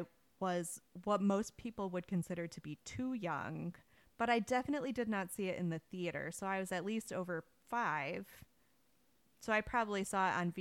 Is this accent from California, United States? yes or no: no; Wisconsin, United States; Growing up in Wisconsin, they had us read Little House in the Big Woods in school